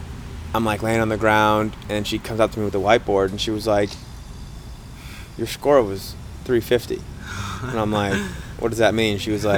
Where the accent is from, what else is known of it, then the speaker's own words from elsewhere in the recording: Rhode Island, United States; I'm from Rhode Island.